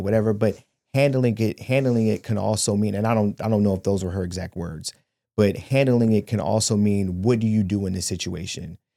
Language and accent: English; Shaker Heights, Ohio, United States; I grew up in Shaker Heights, Ohio, and I went to school with these people from kindergarten all the way until Well, I finished the tenth grade